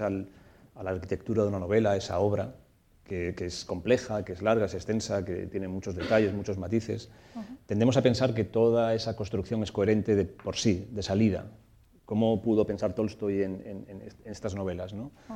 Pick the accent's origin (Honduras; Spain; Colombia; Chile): Spain; Torrijos, Castilla-La Mancha; el pueblo en el que me crié, en Torrijos, en la, provincia de Toledo